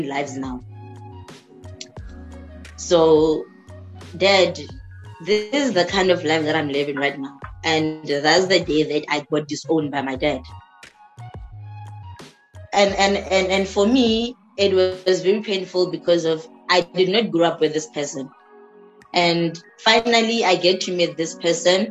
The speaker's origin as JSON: {"language": "English", "region": "Limpopo", "country": "South Africa", "moved": "yes", "said": "I'm from Limpopo."}